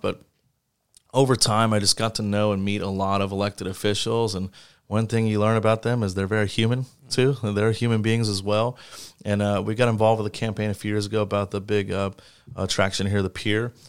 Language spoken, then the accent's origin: English; St. Petersburg, Florida, United States; running for mayor of my hometown